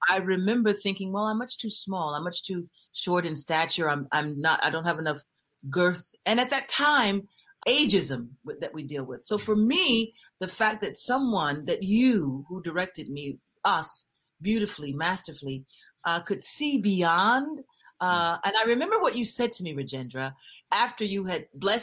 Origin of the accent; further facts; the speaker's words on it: Little Rock, Arkansas, United States; I'm from the South. I'm from mm-hmm. a place, I'm from Little Rock, Arkansas